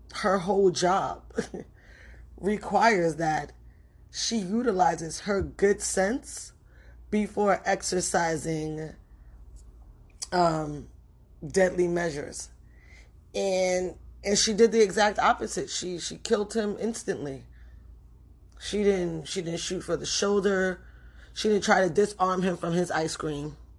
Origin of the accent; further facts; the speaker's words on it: New York City, New York, United States; I grew up in the Bronx in the eighties and the nineties.